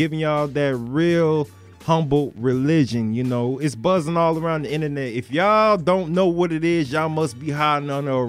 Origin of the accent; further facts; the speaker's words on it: Deerfield Beach, Florida, United States; he's from my hometown, Deerfield.